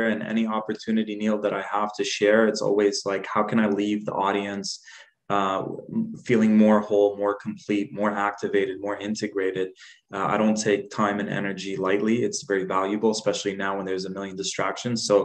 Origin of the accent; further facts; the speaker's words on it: Dubai, United Arab Emirates; also born or lived in Jordan; So I was born in Jordan, left there when I was four. We we went to this place at that time. It wasn't what it is today. It was an up and coming place called Dubai